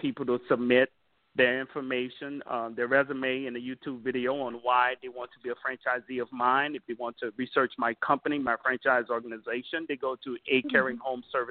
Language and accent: English; Jeanerette, Louisiana, United States; from Jennerette, Louisiana, south of Lafayette, called Cajun Country. That's where I started off